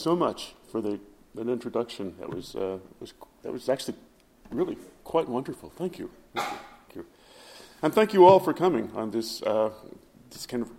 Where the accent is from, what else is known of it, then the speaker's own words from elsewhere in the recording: Ohio, United States; moved away; I'm from Ohio